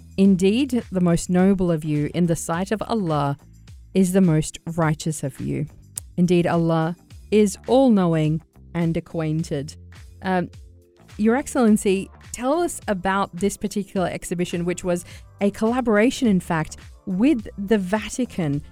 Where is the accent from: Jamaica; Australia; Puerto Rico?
Australia; now in United Arab Emirates; as an Aussie